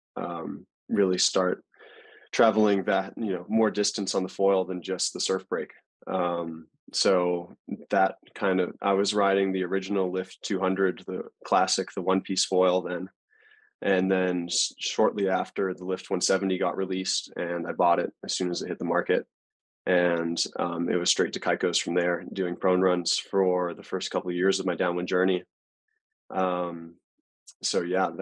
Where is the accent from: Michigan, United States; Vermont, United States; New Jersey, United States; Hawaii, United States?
Hawaii, United States; Maui; also born or lived in Australia; I'm originally born and raised on Maui, but my mom is Australian